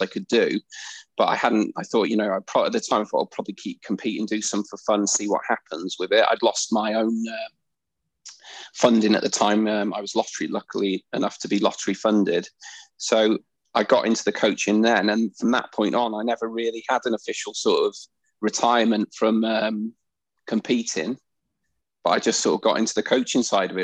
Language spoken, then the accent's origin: English; Wrexham, Wales, United Kingdom; I started judo when I was 5 years old at Wrexham Judo Club.